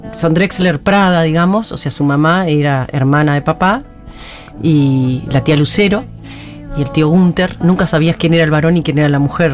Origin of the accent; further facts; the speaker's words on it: Paysandú, Uruguay; moved away; yo crecí en Paysandú. Soy